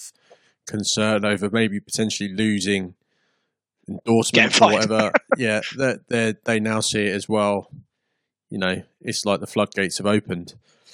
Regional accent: England, United Kingdom; as an Englishman

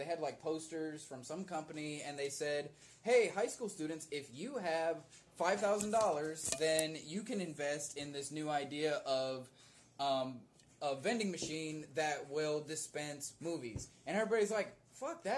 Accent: United States; I'm an American

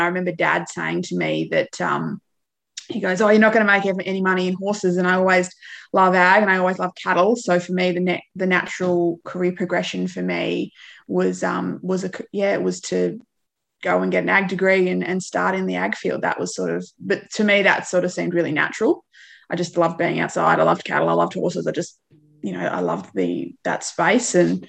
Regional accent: Victoria, Australia; So my childhood, I grew up in Victoria. My parents were separated, so it's kind of, I guess, long and convoluted. But the short version is, I grew up in Victoria.

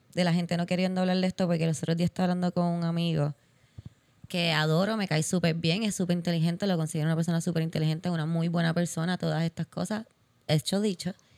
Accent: Puerto Rico; nos hacen a los puertorriqueños

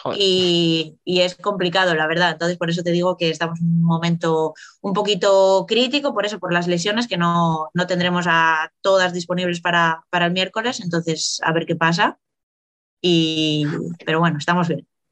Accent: Valladolid, Castile and León, Spain; moved away as an adult; also born or lived in Italy / Burela; Salí con 24, 25 años de Valladolid

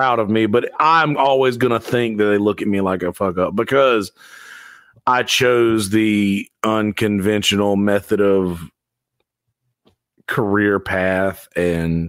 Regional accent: Bennettsville, South Carolina, United States; I got to do a gig in my hometown so my family will come see me

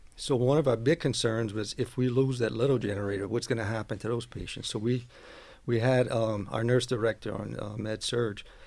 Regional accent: West 202 Street, Louisiana, United States; I grew up on West two oh two Street, which is, uh, next to where College Barbershop is

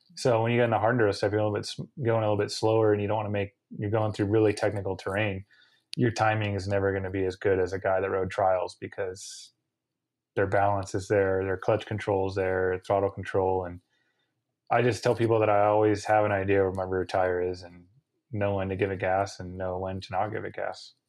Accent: United States; I'm contracted as an American racer to do American races

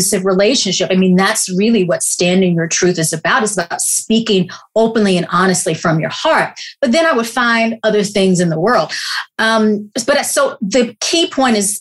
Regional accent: the South, United States; I grew up in the Baptist church in the South.

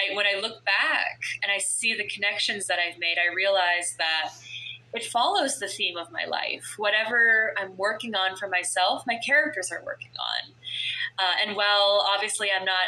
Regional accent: Florida, United States; I grew up in Florida

